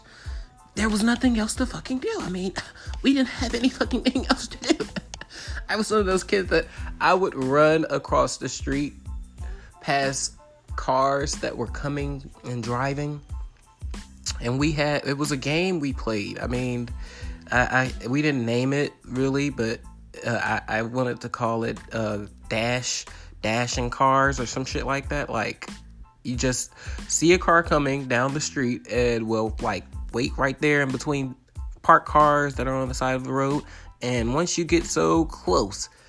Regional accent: a small town right outside of Chicago, Illinois, United States; I'm from a small town right outside of Chicago

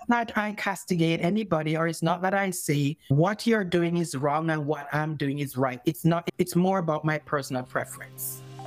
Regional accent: Jamaica; first language English; moved away as an adult; now in Canada; I grew up in Jamaica where we use fork and knife and stuff.

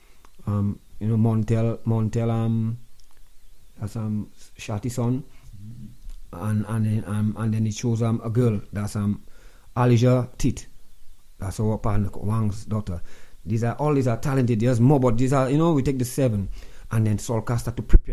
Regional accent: Roseau, Saint George, Dominica; I'm from Newton

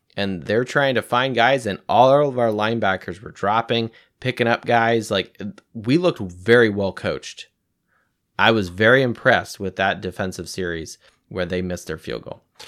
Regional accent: California, United States; moved away; I'm originally from the West Coast. I'm from California

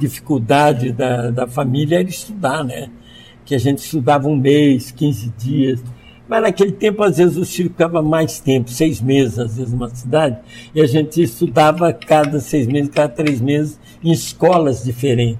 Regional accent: Niterói, Rio de Janeiro, Brazil; also born or lived in São Paulo; now in Santa Catarina, Brazil; eu tenho cara de baiano, nome de alemão e nasci em Niterói

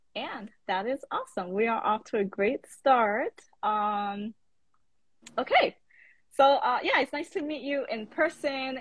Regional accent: New York City, New York, United States; I'm from the Bronx.

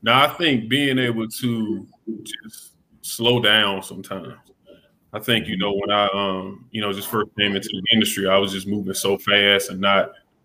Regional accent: Greenwood, South Carolina, United States; I'm originally from Greenwood, South Carolina, small town

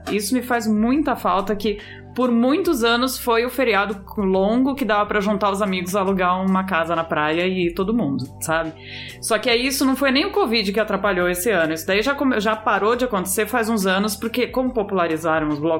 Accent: São Paulo, Brazil; eu sou paulistana raiz, né? Então, igual igual Pedro, nascida em, em, na Avenida Paulista

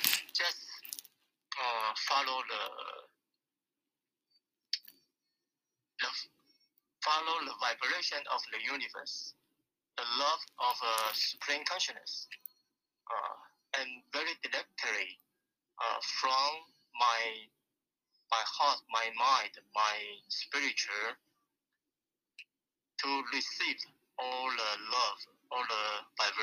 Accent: Taiwan; I came from Taiwan, born in 1955.

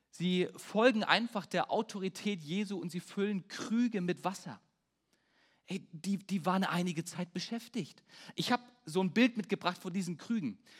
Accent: Peine, Lower Saxony, Germany; Bei uns in Peine haben wir so einen Spruch, der heißt Stahl und Stärke. Äh, Stahl und Herke ist Peines Stärke. Also Herke ist unser Regionalbier.

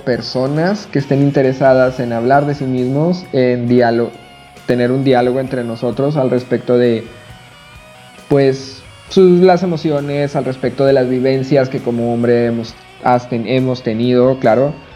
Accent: Chihuahua, Mexico; now in Todos Santos, Mexico; soy de la ciudad de Chihuahua, ahorita radico en un pueblo que se llama Todos Santos.

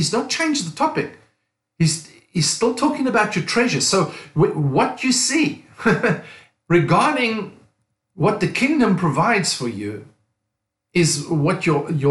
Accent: South Africa; moved away as an adult; also born or lived in Cape Town, South Africa / United States / England; I'm from South Africa. Pastored a church for nearly 20 years in Cape Town, South Africa

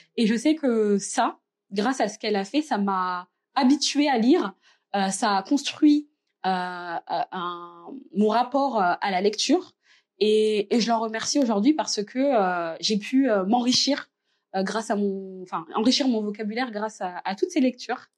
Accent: Reims, Grand Est, France; also born or lived in Verdun; Je suis née dans la petite ville de Verdun, mais j'ai grandi à Reims puisque ma famille et moi, on est arrivés euh, euh, quand j'étais toute petite euh, à Reims, donc en première section de maternelle.

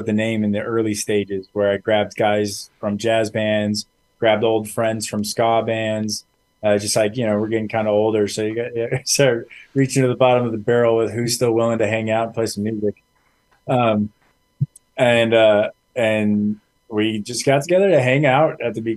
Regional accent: Imperial Valley, California, United States; So I'm from the Imperial Valley, which is this little tiny corner of California that's right on the border of Mexico

